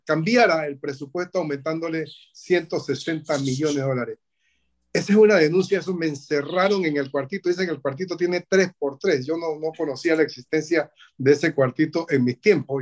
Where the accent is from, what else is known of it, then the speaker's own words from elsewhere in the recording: Panama; nosotros como panameños